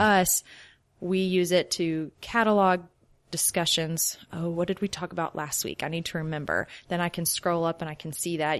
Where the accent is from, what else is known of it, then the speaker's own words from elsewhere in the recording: Shreveport, Louisiana, United States; moved away as an adult; now in Oklahoma City, United States; I'm from Shreveport, Louisiana.